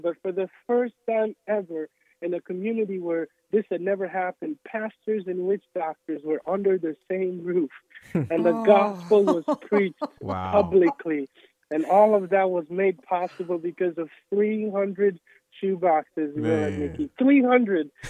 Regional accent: Togo; moved away; when we grew up in Togo, Togo is known for a lot of the people in our village specifically were witch doctors

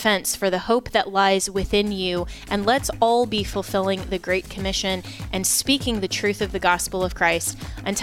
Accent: Colorado, United States; my home state of Colorado

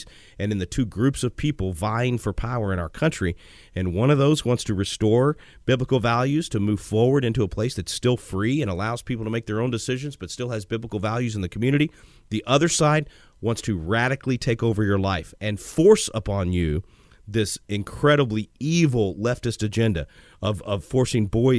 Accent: Texas, United States; As a Texan

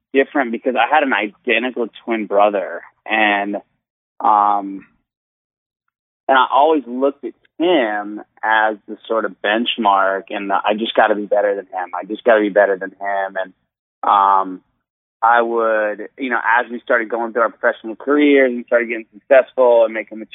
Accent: Satellite Beach, Florida, United States; moved away as an adult; now in Orlando, United States; I was born in Satellite Beach and then actually live in Orlando

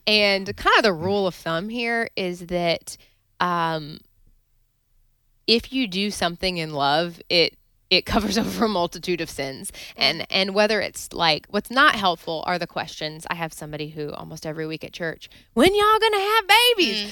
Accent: Wilmore, Kentucky, United States; I grew up in Wilmore, Kentucky, so near Lexington

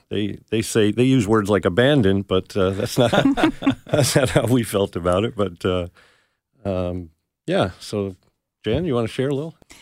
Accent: New Jersey, United States; moved away as an adult; also born or lived in North Carolina / Arkansas; I'm from New Jersey.

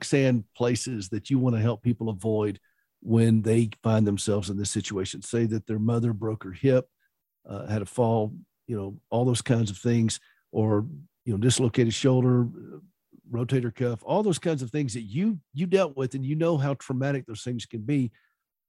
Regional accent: the South, United States; I'm from the South

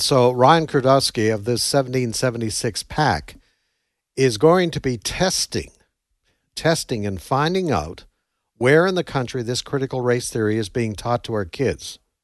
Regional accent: Canada; moved away as an adult; now in United States; I come from Canada, moved here many years ago

